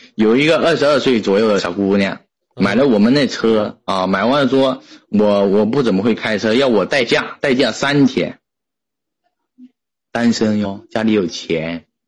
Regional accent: Putian, Fujian, China; 来自福建

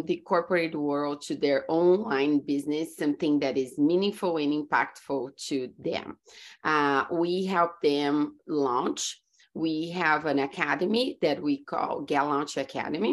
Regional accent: Brazil; English is a second language; moved away as an adult; also born or lived in California, United States; now in Florida, United States; I grew up in Brazil and I moved to US about 14 years ago.

